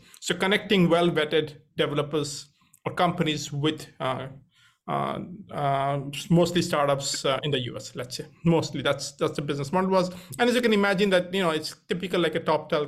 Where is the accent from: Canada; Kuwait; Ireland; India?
India; moved away as an adult; also born or lived in Cambridge; I grew up in India